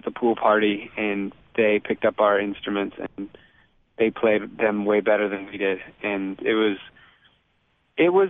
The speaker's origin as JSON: {"language": "English", "region": "California", "country": "United States", "tie": "born or raised there", "also_born_or_lived": "Boston / Virginia", "said": "So I was born in California, uh, lived there for five years, then moved to Boston for seven years, and moved to Virginia for four years, then moved back to California"}